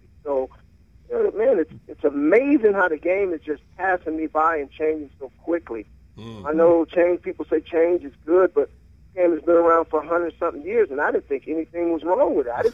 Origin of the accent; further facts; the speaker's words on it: Berkeley, California, United States; We were both born and raised in Berkeley.